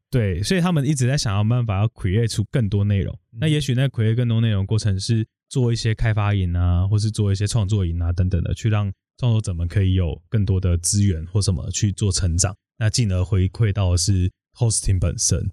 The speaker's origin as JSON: {"language": "Chinese", "area": "Yongkang", "region": "Tainan", "country": "Taiwan", "tie": "born or raised there", "moved": "as an adult", "lives_now": "Taipei, Taiwan", "said": "我其实是在台南永康长大"}